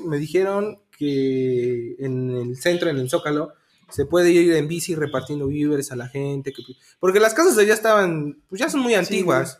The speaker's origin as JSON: {"language": "Spanish", "country": "Mexico", "said": "somos mexicanos y nos reímos de cualquier tragedia"}